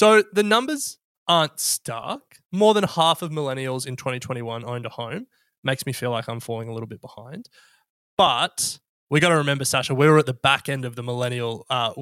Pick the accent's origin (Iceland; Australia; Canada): Australia